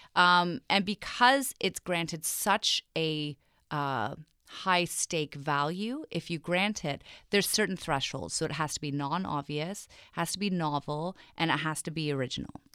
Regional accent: England, United Kingdom; moved away; I grew up in England, and I went to very traditional British boarding school

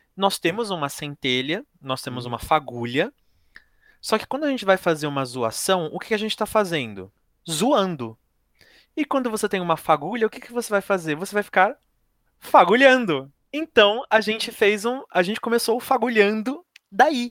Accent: São Paulo, Brazil; eu fui nascido e criado aqui em São Paulo

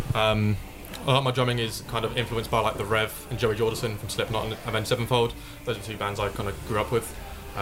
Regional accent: St Neots, East of England, United Kingdom; I'm from St Neots, so really close to Cambridge. Been all my life.

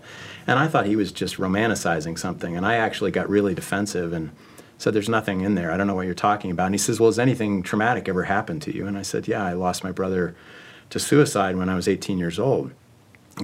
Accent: Connecticut, United States; also born or lived in Salt Lake City, Utah; I was raised in Connecticut, even if I left Salt Lake City as a young boy

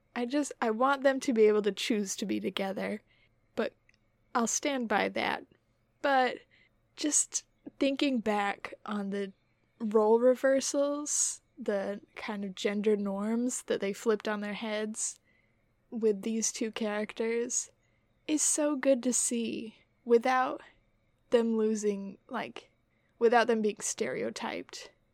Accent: Utah, United States; We're from Utah

